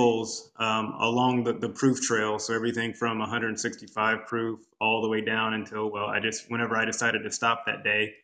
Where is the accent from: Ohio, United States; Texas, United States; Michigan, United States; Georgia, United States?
Texas, United States; Houston; I am originally from Houston